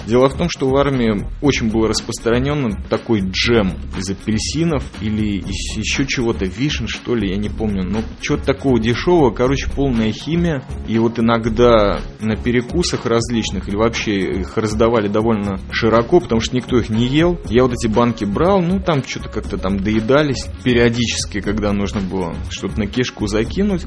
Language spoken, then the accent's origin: Russian; Riga, Latvia; я родом из Прибалтики, из Риги, родился на краю леса